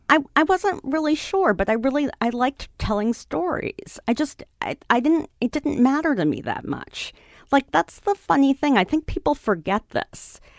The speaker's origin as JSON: {"language": "English", "town": "New York City", "region": "New York", "country": "United States", "tie": "born or raised there", "said": "I grew up on the Upper West Side"}